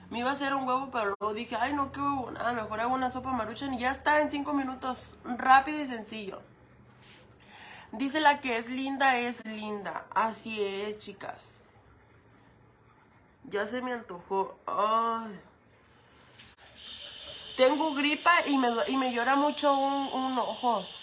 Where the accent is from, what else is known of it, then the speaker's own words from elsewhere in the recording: Michoacán, Mexico; Arriba Michoacán, porque nosotras somos de Michoacán.